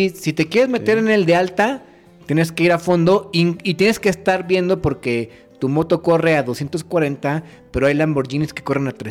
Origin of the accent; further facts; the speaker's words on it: Mexico; Así somos los mexicanos